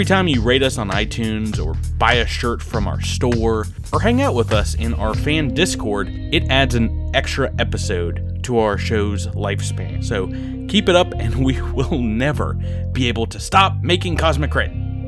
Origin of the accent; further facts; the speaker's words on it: Georgia, United States; accent: Georgia; From Georgia. We're all from Georgia and not the United Kingdom.